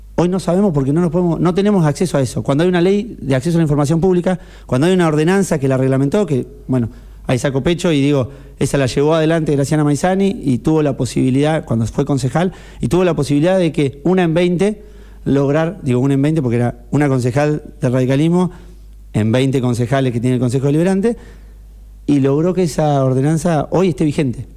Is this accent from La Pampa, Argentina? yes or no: no; Necochea, Buenos Aires Province, Argentina; soy necochense y porque eh, la vivo desde mucho tiempo, yo la elegí